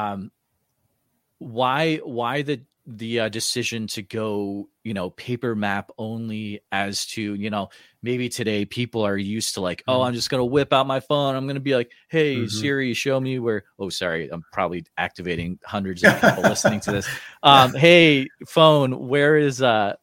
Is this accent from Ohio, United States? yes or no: no; Central Iowa, United States; I'm from Central Iowa